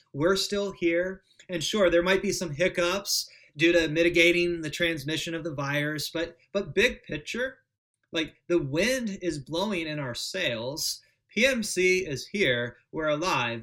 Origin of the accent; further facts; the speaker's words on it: United States; As American Protestants